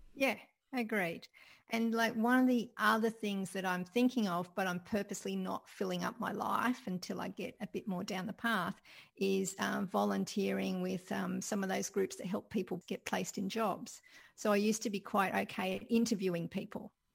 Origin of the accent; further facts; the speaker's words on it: Sydney, New South Wales, Australia; growing up in Sydney